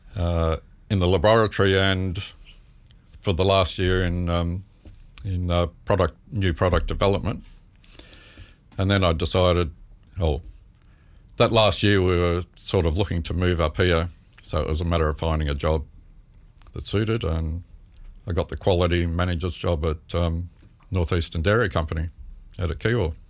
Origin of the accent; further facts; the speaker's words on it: Melbourne, Victoria, Australia; moved away as an adult; also born or lived in Carlton / Ashburton / Moorabbin; I was born in Melbourne.